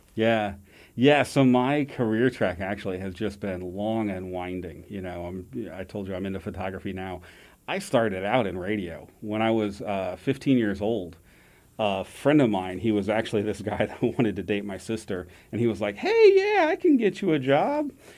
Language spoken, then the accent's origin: English; Jefferson City, Missouri, United States; I grew up in Jeff City